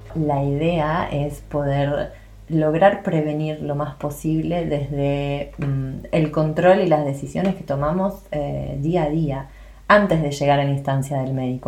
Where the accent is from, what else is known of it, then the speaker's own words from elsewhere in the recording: Buenos Aires, Argentina; moved away as an adult; now in France; soy argentina, de Buenos Aires más precisamente, eso lo deschaba mi acento